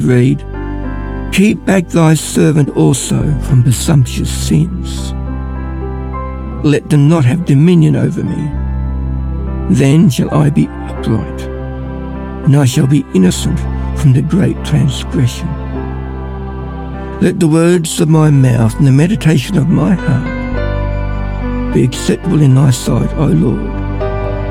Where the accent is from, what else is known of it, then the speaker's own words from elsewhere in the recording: Ballarat, Victoria, Australia; I'm from Ballarat